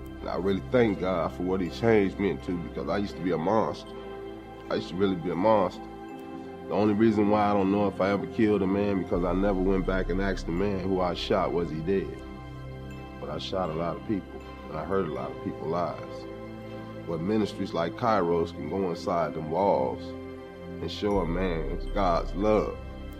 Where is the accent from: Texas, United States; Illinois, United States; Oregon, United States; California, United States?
California, United States; Los Angeles; I was born and raised in Los Angeles, California. I grew up in the street gangs there.